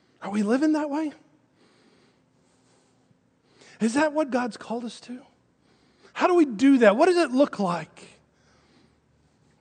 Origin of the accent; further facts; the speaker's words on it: Texas, United States; now in Arkansas, United States; I was born not here in Arkansas. I was born in Texas